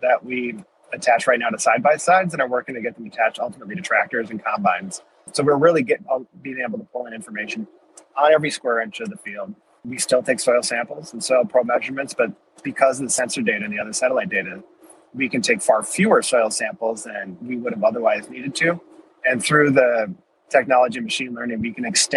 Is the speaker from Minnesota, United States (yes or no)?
yes; Minnesota, United States; I'm originally from Minnesota